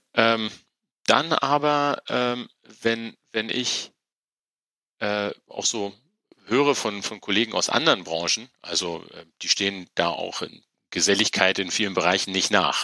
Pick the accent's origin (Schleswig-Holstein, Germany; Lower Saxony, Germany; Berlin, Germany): Lower Saxony, Germany; Wolfenbüttel; moved away as an adult; also born or lived in Tehran, Iran / Rhine-Main region; Bin dann in der in Norddeutschland aufgewachsen, in einer kleinen Stadt namens Wolfenbüttel